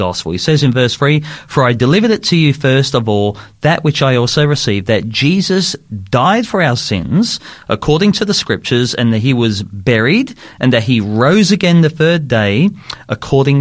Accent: Sydney, New South Wales, Australia; I was growing up in Sydney

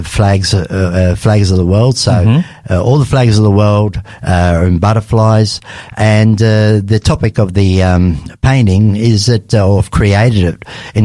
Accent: Australia; also born or lived in Lebanon; I was born in Lebanon in 1960. And in 1967, the family obviously migrated to Australia

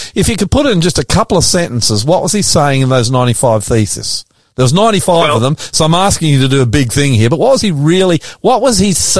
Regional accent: Australia; I'm an Aussie, an ordinary Aussie bloke

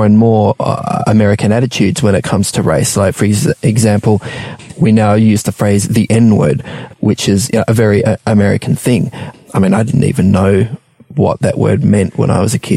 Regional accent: Melbourne, Victoria, Australia; I grew up in Melbourne too

